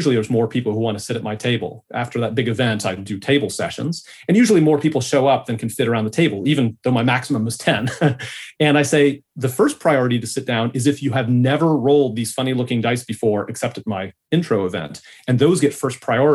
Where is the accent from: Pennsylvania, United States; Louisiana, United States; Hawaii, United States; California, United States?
California, United States; now in Australia; I'm from California. You can tell by my accent.